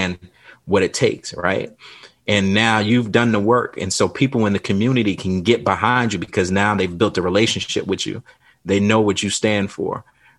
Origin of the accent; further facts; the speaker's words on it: South Carolina, United States; I grew up in South Carolina